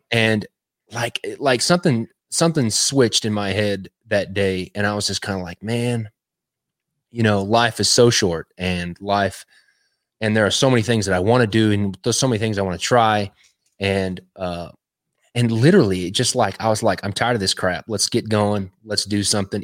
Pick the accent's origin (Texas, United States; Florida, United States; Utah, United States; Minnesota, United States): Texas, United States; West; now in Cleveland, Tennessee, United States; I'm originally from Texas. Uh, I grew up in West Texas.